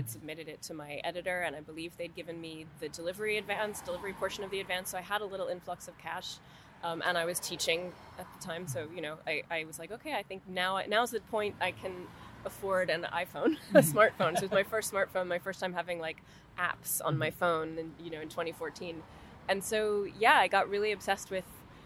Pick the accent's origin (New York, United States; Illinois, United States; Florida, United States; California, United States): New York, United States; moved away; also born or lived in Paris; I come from New York